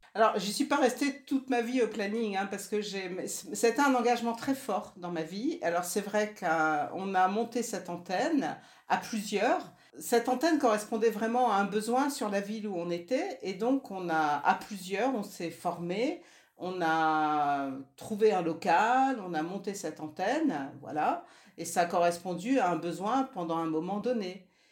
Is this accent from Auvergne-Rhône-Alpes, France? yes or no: no; Nord, Hauts-de-France, France; moi je suis du Nord